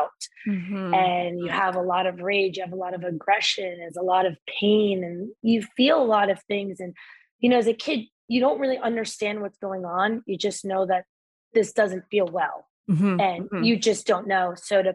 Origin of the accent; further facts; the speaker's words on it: Northern New Jersey, United States; I grew up in Northern New Jersey